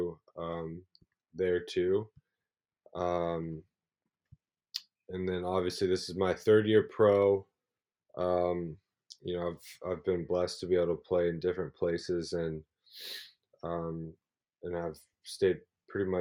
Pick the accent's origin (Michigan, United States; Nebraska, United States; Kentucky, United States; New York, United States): Kentucky, United States; Louisville; moved away as an adult; also born or lived in Muncie, Indiana / Australia; I'm from Louisville, Kentucky. I grew up in Louisville